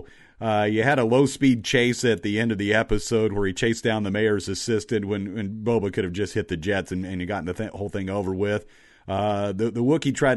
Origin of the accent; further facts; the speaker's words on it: Louisville, Kentucky, United States; I grew up in Kentucky. I lived in Louisville then. I was about 11 or 12 years old.